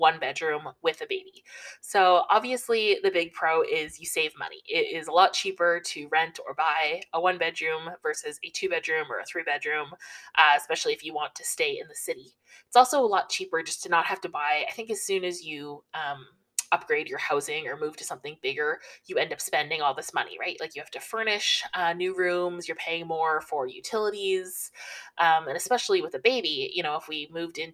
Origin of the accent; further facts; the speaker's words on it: Toronto, Ontario, Canada; I grew up in Toronto, mostly lived like right downtown Toronto my whole life